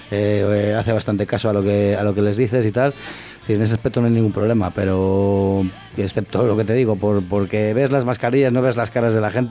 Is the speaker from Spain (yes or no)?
yes; Spain; somos españoles.